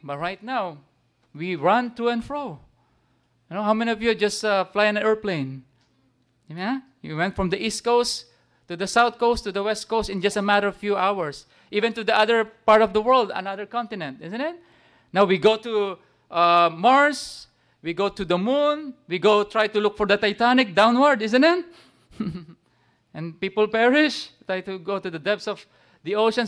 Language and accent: English; Philippines; Even as Gentiles, as Filipino